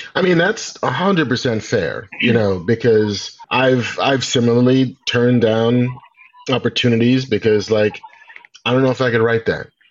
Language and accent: English; New York, United States; I grew up in New York